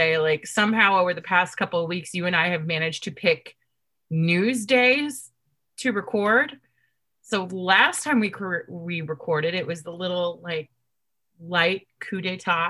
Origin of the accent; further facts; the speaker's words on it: Washington, District of Columbia, United States; moved away; also born or lived in New England; when I was younger, when I still lived in the district